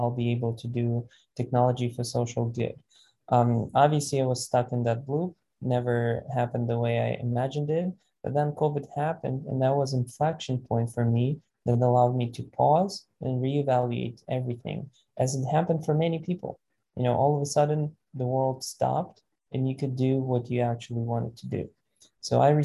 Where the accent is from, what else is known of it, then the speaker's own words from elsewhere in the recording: Vinnytsia, Vinnytsia Oblast, Ukraine; moved away as an adult; now in United States; And I was born in Vinnytsia, which is a central Ukraine regional city, 300,000 population.